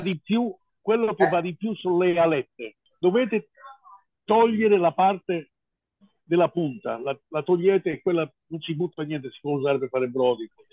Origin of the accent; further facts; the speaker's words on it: United States; now in Italy; io sono statunitense, sono americano